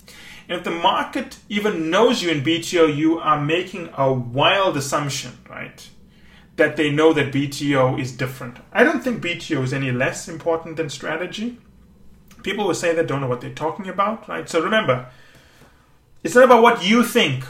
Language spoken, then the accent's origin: English; Canada; I am Canadian